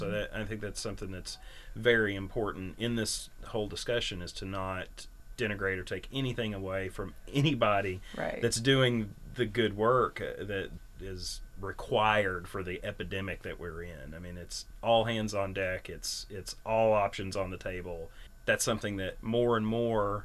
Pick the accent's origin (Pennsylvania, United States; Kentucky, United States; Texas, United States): Kentucky, United States; Berea; I grew up in Berea